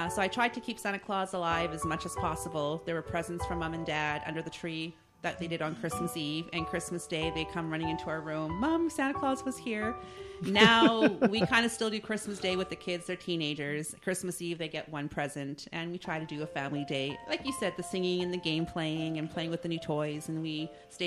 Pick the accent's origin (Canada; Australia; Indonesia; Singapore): Canada; Prince George, British Columbia; I was from Prince George